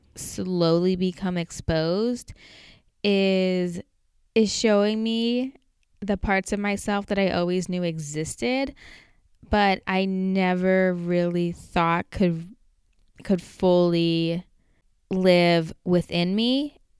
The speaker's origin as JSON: {"language": "English", "country": "United States", "also_born_or_lived": "Portland"}